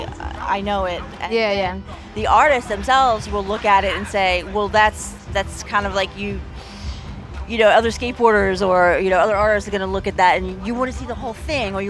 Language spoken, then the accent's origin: English; Long Island, New York, United States; Long Island, born and raised